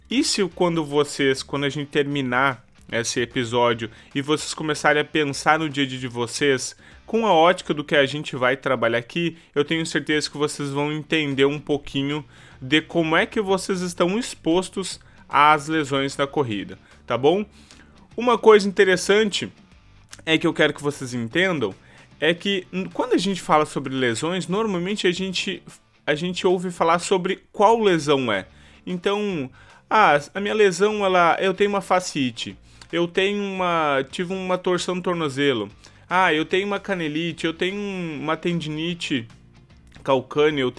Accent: Santa Maria, Rio Grande do Sul, Brazil; eu sou fisioterapeuta, para quem não me conhece. Eu sou aqui da cidade de Santa Maria, tá?

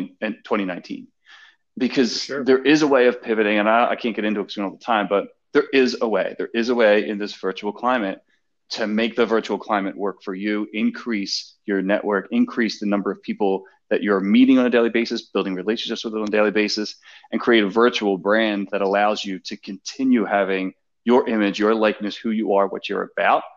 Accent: Philadelphia, Pennsylvania, United States; accent: harsh Philly; my harsh Philly accent

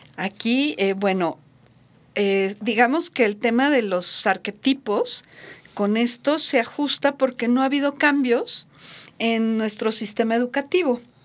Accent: Mexico; Aquí en México

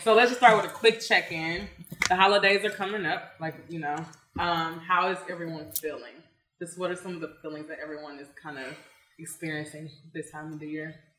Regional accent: Houston, Texas, United States; moved away as an adult; now in Thailand; I'm from Houston, Texas, and I've been living in Thailand for two and a half years.

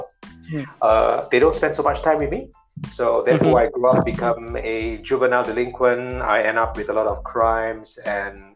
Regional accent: Singapore; I come from Singapore.

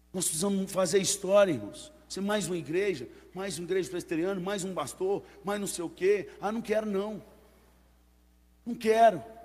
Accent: Northeast Region, Brazil; moved away; Na minha terra lá, que é mais para o lado do Nordeste

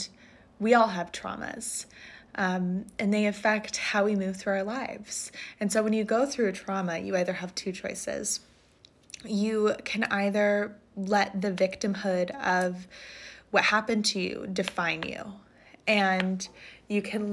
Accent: Montecito, California, United States; moved away as an adult; now in Maine, United States; And Montecito is a town in Santa Barbara County. And I went to middle school in that town and grew up right next to it.

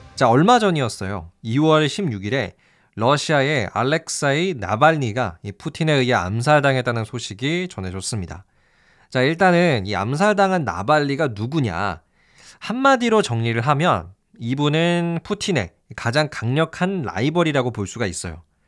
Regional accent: South Korea

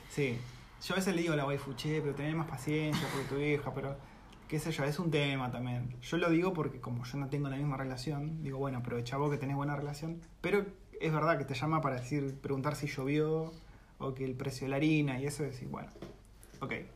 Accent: Campana, Buenos Aires Province, Argentina; moved away as an adult; De Campana, ciudad industrial

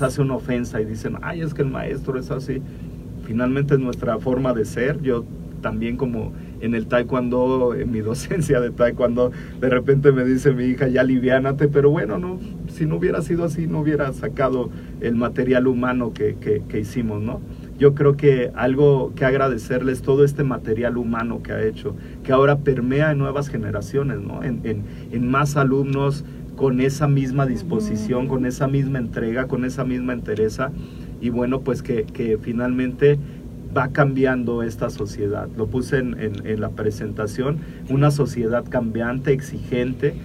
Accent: Mexico; nosotros como mexicanos

